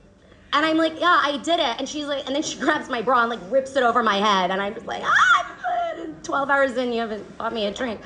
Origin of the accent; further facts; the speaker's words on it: Atlanta, Georgia, United States; moved away as an adult; now in China; I'm from Atlanta